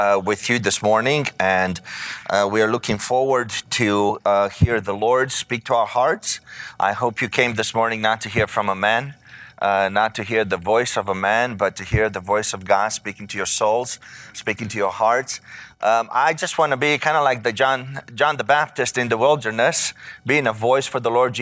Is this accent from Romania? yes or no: yes; Romania; moved away as an adult; now in United States; I grew up in Romania, the country of Romania, which was a communist country for 45 years